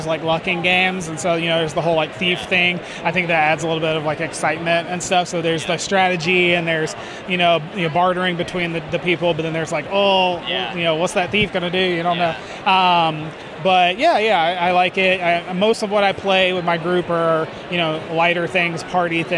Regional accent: Northern Virginia, United States; I am coming out of Northern Virginia.

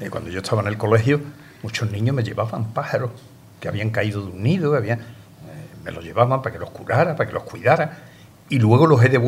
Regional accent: Ronda, Andalusia, Spain; Cuando yo estudiaba bachiller en Ronda, yo soy natural de Ronda

